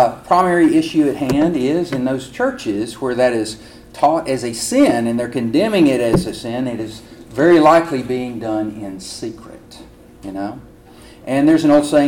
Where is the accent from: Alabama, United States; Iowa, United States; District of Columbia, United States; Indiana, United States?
Alabama, United States; moved away; in Alabama, at the end of a prayer, Bobby, we say, roll tide